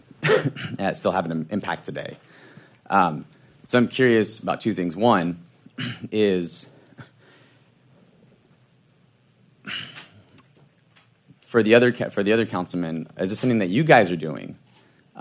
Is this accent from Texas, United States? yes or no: yes; San Antonio, Texas, United States; also born or lived in El Paso, Texas; I was born in El Paso. My wife's family lives in Fort Worth, but I'm from San Antonio